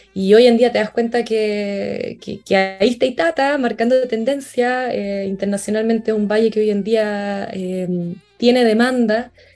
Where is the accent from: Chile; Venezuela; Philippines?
Chile; Curacaví, Santiago Metropolitan Region; moved away as an adult; also born or lived in Viña del Mar / Valparaíso; nací en Curacaví, mi familia se trasladó desde Santiago hacia Curacaví, así que ahí pasé los primeros 18 años de mi vida.